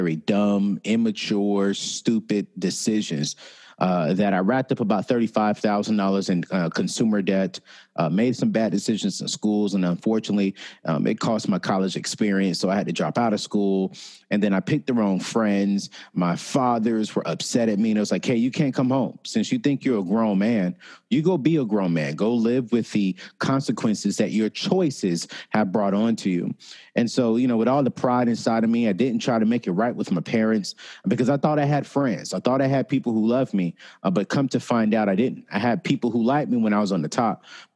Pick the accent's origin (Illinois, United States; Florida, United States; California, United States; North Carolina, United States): North Carolina, United States; Raleigh-Durham area; the same city that I grew up in the Raleigh-Durham area. And so, you know, that's where I grew up